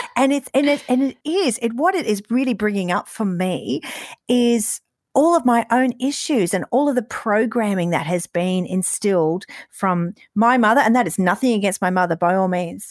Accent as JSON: {"language": "English", "region": "Queensland", "country": "Australia", "tie": "born or raised there", "said": "growing up in Queensland"}